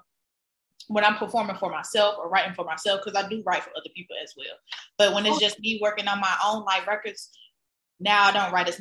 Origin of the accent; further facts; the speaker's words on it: the South, United States; I grew up in the South with a bunch of older cousins in the hood